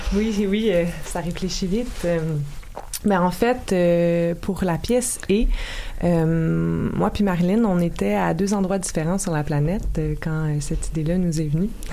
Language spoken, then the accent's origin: French; Lachute, Quebec, Canada; On vient des Laurentides.